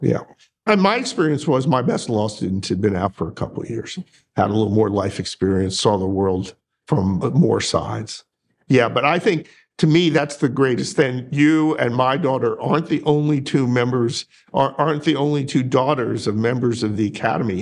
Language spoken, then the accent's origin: English; Northeast, United States; moved away as an adult; also born or lived in Colorado; now in North Carolina, United States; I grew up in the Northeast